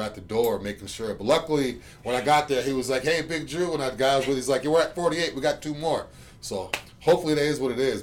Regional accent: Boston, Massachusetts, United States; now in Tampa, United States; I'm from Boston

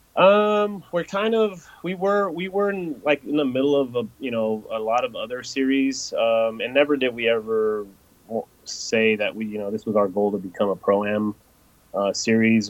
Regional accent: Los Angeles, California, United States; now in Knoxville, United States; I'm originally from Los Angeles. I was born and raised in L.A. and I moved out here

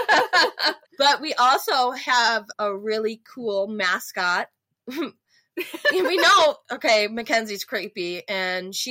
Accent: Buffalo, New York, United States; moved away; We're from Buffalo

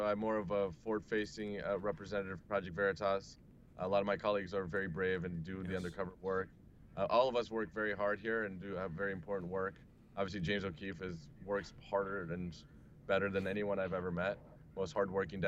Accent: Brazil; now in United States; I am from Brazil originally, I've been living in the U.S. for about 15 years now.

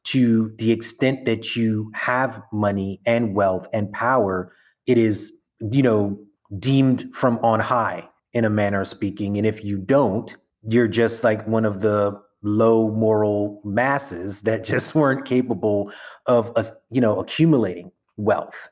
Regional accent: New York City, New York, United States; I'm from Brooklyn through and through

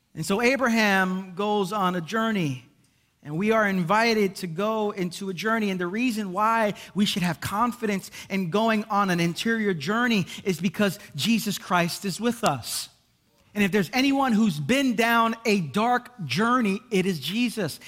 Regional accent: Brooklyn, New York, United States; I'm from Brooklyn

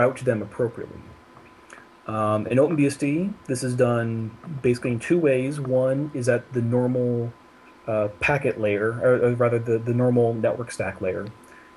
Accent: San Francisco, California, United States; moved away as an adult; also born or lived in Germany; now in Zurich, Switzerland; I am originally from San Francisco, California, but I moved to Europe a little bit over 5 years ago

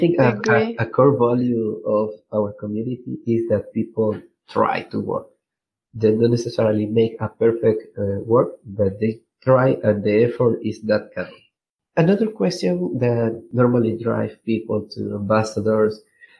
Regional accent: Venezuela; English is a second language; I'm from Venezuela

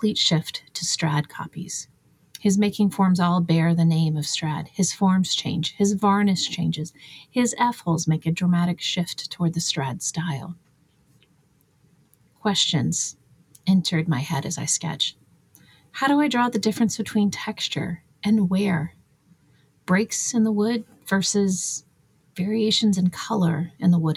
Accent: United States; as an American

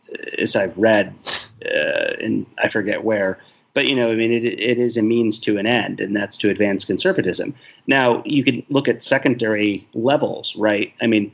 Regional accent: Ohio, United States; I'm from Ohio

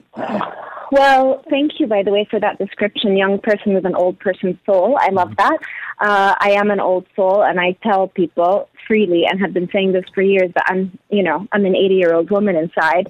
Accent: Abu Dhabi, United Arab Emirates; moved away; also born or lived in Danbury, Connecticut / Egypt (heritage); I was born and raised in Abu Dhabi

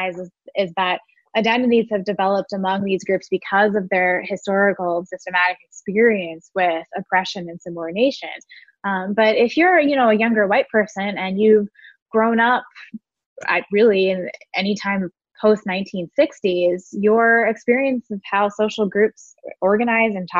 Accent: Richmond, Virginia, United States; I grew up in Richmond

